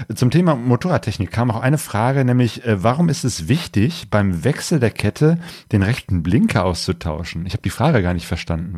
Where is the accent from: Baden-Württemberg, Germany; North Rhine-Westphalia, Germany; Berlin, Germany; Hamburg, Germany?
North Rhine-Westphalia, Germany; Cologne; ich äh, bin gebürtiger Kölner